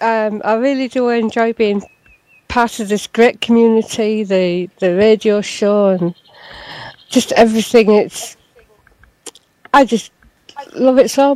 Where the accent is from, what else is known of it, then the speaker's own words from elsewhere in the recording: Middlesbrough, North East England, United Kingdom; I was born in Middlesbrough